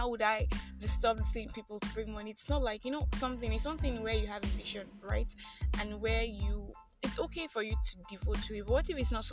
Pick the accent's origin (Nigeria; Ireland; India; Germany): Nigeria; I am that Nigerian Christian talkaholic